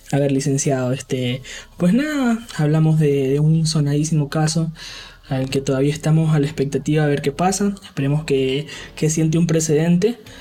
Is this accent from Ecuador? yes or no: yes; Ecuador; vivir aquí en mi país